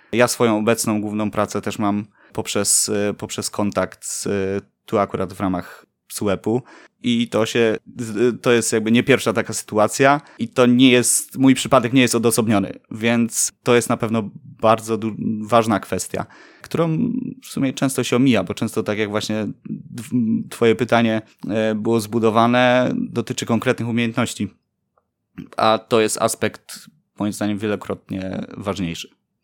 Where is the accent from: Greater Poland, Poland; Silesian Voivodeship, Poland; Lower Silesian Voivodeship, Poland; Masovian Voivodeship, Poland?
Greater Poland, Poland; Poznań; Mieszkam tu od urodzenia